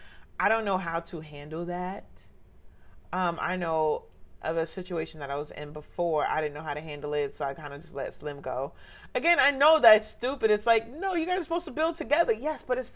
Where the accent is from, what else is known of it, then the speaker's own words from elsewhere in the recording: Jamaica; I'm a Jamaican, gang, since potty train